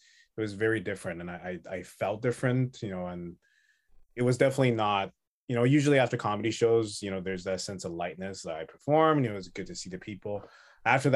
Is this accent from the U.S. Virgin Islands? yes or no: no; Taipei, Taiwan; also born or lived in Canada; now in Vancouver, Canada; I'm from Taiwan, and then Taipei